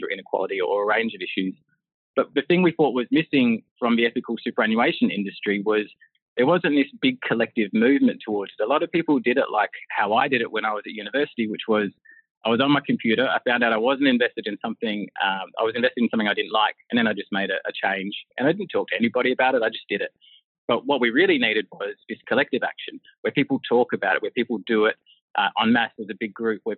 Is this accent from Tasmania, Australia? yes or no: no; Broken Hill, New South Wales, Australia; also born or lived in Karalta/Karakalinga, South Australia / outback towns of South Australia; growing up in Broken Hill, a very isolated sort of outback place